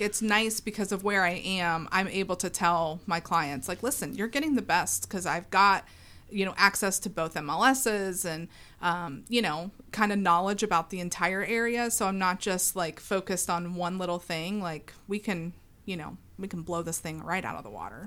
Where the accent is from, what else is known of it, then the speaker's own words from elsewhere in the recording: West Chester, Ohio, United States; also born or lived in Maineville, Ohio / Morrow, Ohio; now in Franklin, United States; I grew up in Westchester.